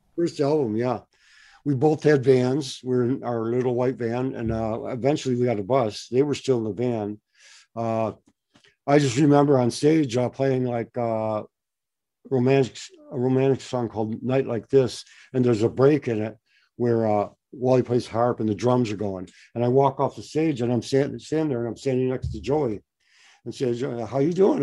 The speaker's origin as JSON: {"language": "English", "town": "Detroit", "region": "Michigan", "country": "United States", "tie": "born or raised there", "moved": "yes", "lives_now": "West Coast, United States", "said": "I grew up in Detroit about uh, quite a while back."}